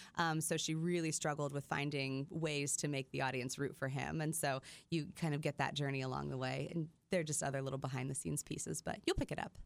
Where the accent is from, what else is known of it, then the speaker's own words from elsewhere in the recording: Midwest, United States; I grew up in the Midwest